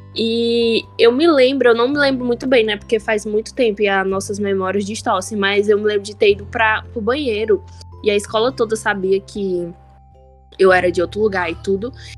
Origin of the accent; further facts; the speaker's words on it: Ceará, Brazil; also born or lived in Araucária / São Paulo / Fortaleza; eu sou aquela cearense que se mudou para o seu condomínio